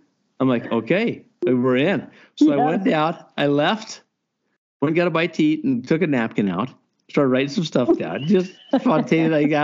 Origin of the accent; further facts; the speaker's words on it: Montana, United States; I grew up in Cupping, Montana. There's a lot of wind there.